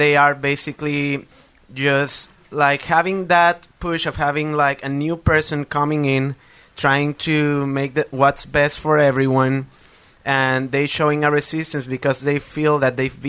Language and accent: English; Puerto Rico; moved away as an adult; now in Bethlehem, United States; I'm originally from Puerto Rico. I had to leave due to the hurricane, and I moved to this town